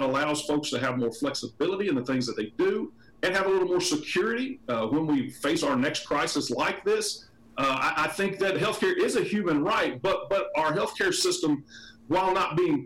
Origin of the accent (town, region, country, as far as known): Kentucky, United States; born or raised there